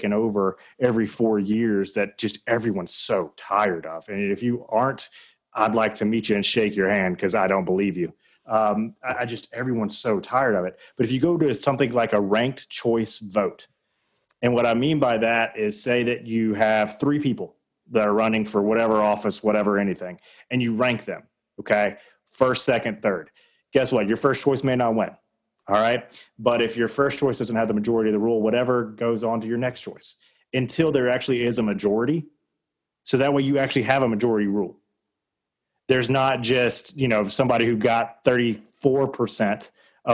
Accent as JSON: {"language": "English", "region": "the South", "country": "United States"}